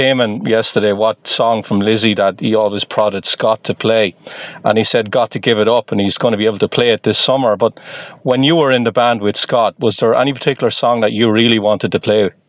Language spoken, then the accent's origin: English; Waterford, Munster, Ireland; I'm from Waterford.